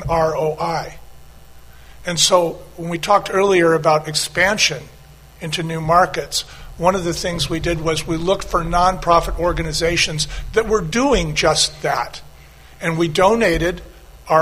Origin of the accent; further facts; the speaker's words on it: outside of San Francisco, California, United States; also born or lived in Anaheim / Long Beach; I grew up outside of San Francisco.